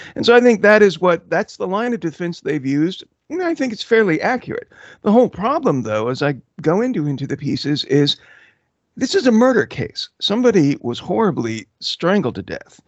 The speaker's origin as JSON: {"language": "English", "town": "Houston", "region": "Texas", "country": "United States", "tie": "born or raised there", "also_born_or_lived": "Belgium / Austin, Texas", "said": "I grew up mostly in Houston, Texas, and also Austin"}